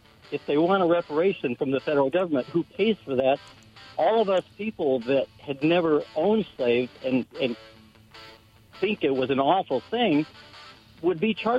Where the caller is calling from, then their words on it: Prosser, Washington, United States; from Prosser.